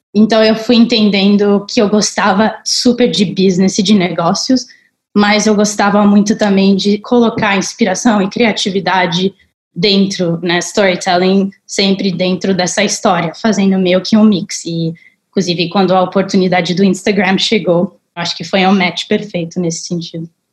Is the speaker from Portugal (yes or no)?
no; Colorado, United States; also born or lived in Paris, France; now in Brazil; Nasci em Paris, morei grande parte da minha vida no Colorado, onde eu cresci numa parte bem remota do Colorado e no meio de uma floresta